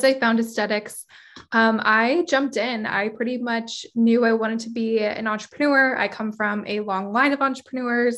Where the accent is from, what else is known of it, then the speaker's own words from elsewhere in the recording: San Diego, California, United States; I am born and raised in San Diego. I've been in San Diego my whole life, probably will never leave